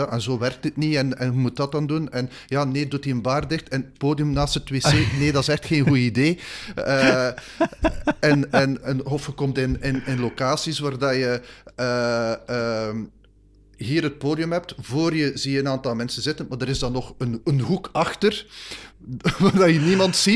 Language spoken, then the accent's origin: Dutch; Bruges, Flanders, Belgium; en ik ben van Brugge, dus ik verstond perfect wat ze in het West-Vlaams zeiden.